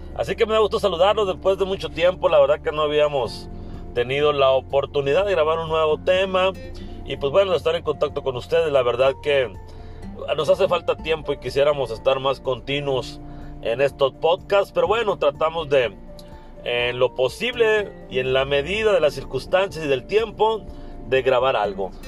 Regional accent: Mexico; also born or lived in Hermosillo, Sonora; como mexicanos a la mayoría nos cuesta trabajo ahorrar

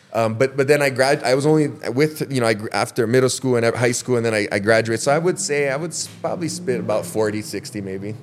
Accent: Waimea, Hawaii, United States; born and raised in Waimea

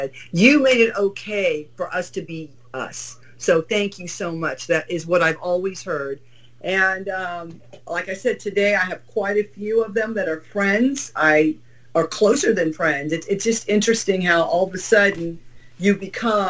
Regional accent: Southern California, United States; I grew up in Southern California

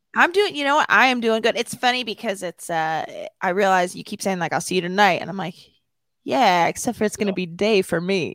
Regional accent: Downers Grove, Illinois, United States; born or raised there; moved away as an adult; also born or lived in Palos Hills, Illinois

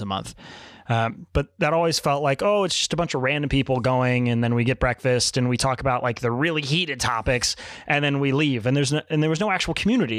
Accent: Richmond, Virginia, United States; moved away as an adult; now in Chicago, United States; I grew up in Richmond, Virginia

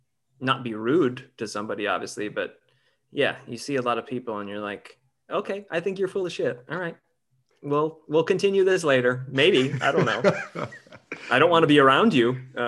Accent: Northern Michigan, United States; moved away as an adult; also born or lived in Chicago; now in Los Angeles, United States; I grew up in Michigan.

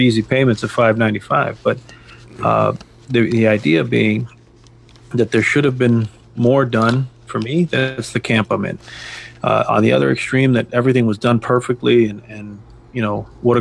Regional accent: United States; as Americans

